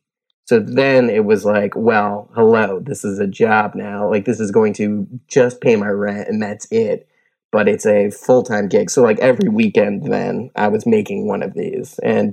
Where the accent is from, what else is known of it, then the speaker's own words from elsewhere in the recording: Virginia, United States; My dad is in the military, so I grew up in Virginia, and we moved around a bit when I was younger